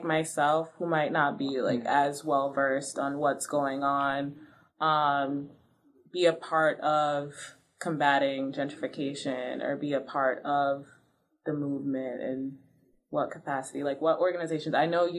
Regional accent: Brockton, Massachusetts, United States; I'm from Brockton. Brockton is a majority minority city, mostly Cape Verdean, Haitian immigrants. It has one of the largest immigrant populations within Massachusetts.

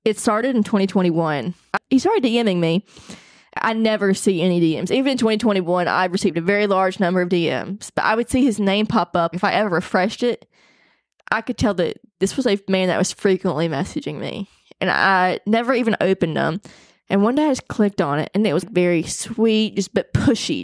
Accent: Arkansas, United States; I'm from Arkansas, I hunt, take care of my land

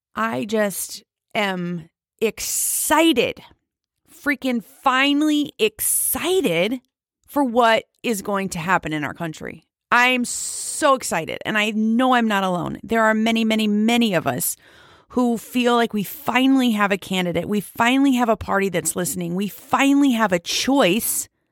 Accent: United States; as an American

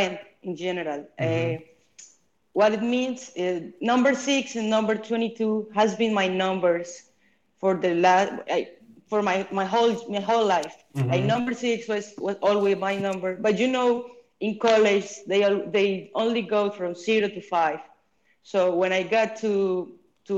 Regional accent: Colombia; moved away as an adult; also born or lived in United States; my hometown team, the pro team

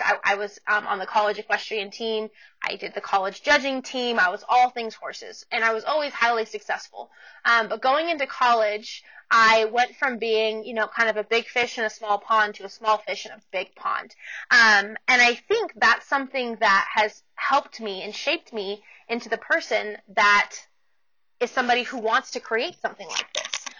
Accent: Portland, Oregon, United States; moved away as an adult; also born or lived in Canyon, Texas; now in Amarillo, United States; I'm originally from the Portland, Oregon area um, in the States. And I grew up there and then I moved to Texas when I was going to college

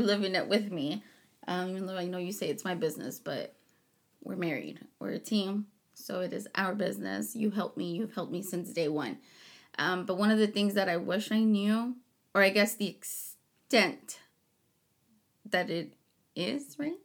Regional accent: Harlingen, Texas, United States; also born or lived in Chicago; I was born in Chicago, raised in Harlingen

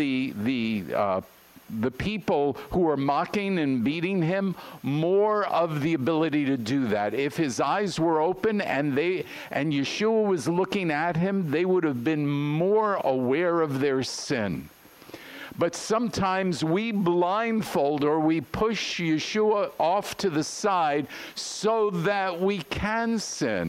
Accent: New York, United States; I'm from New York

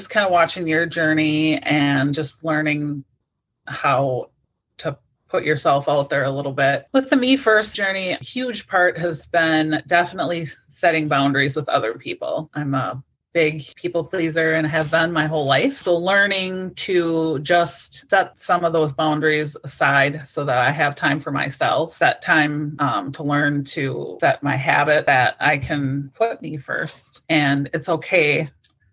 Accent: Wisconsin, United States; I'm from Wisconsin

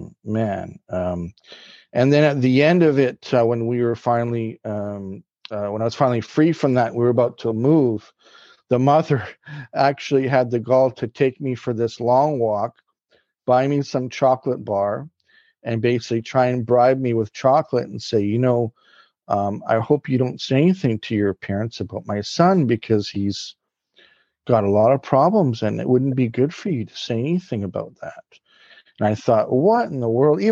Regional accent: Vancouver, British Columbia, Canada; I was born in Vancouver, BC, Canada

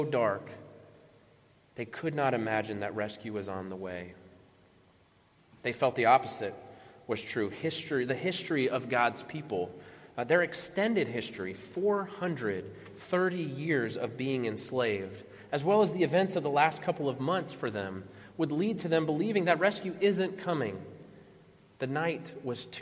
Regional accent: Florida, United States; growing up in Florida.

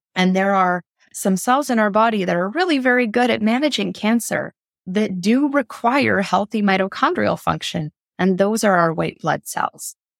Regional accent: Canada; I'm from Canada

